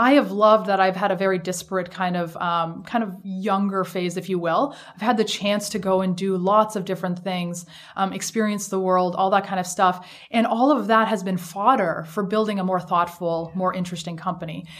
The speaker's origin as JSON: {"language": "English", "country": "Canada", "also_born_or_lived": "Shanghai, China", "moved": "as an adult", "lives_now": "United States", "said": "So I'm Canadian"}